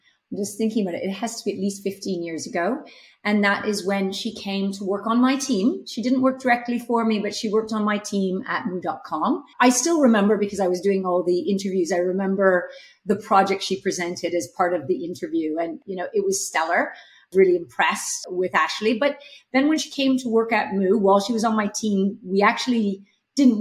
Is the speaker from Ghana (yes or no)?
no; Canada; moved away as an adult; also born or lived in Czech Republic; now in United Kingdom; So you might hear from my accent, I'm not from the UK, I'm from Canada.